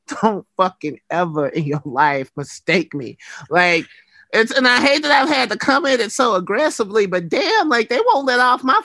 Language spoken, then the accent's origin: English; Alabama, United States; moved away; also born or lived in West Coast; growing up in Alabama